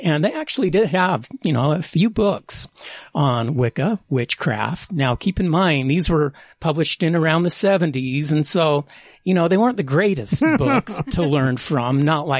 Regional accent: Ogden, Utah, United States; When I was a kid growing up in Utah, in Ogden, there was a place called the Fun Shop downtown on Washington Boulevard. And this was in the 70s, mid-70s

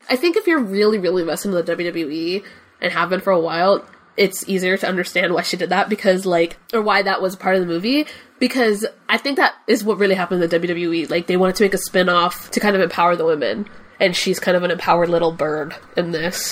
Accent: Cuba; English is a second language; I'm Cuban. So English is not my first language

